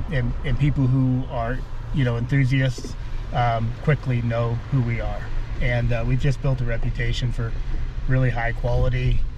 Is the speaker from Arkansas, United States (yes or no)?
no; Montana, United States; It's my home state anyway.